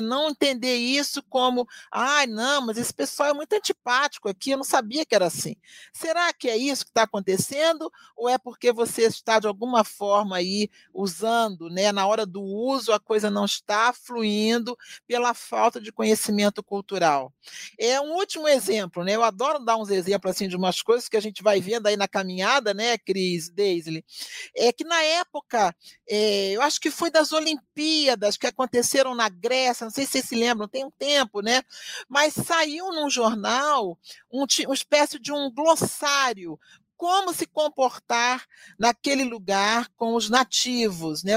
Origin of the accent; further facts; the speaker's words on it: Rio de Janeiro, Brazil; now in Curitiba, Brazil; Eu, que sou do Rio de Janeiro, né? que vim viver numa cultura bem diferente da minha